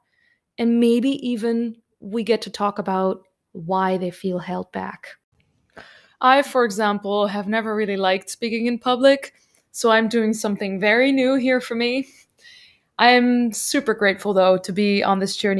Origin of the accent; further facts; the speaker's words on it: Netherlands; now in Germany; I am from Holland